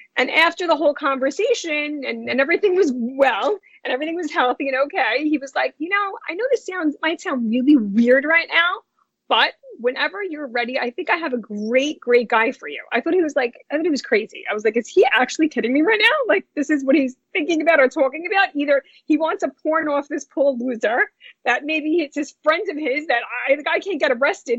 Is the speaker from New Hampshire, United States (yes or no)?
no; New York City, New York, United States; born or raised there; also born or lived in New Jersey